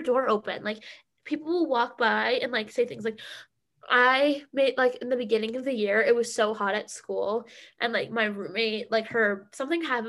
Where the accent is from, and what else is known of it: Massachusetts, United States; moved away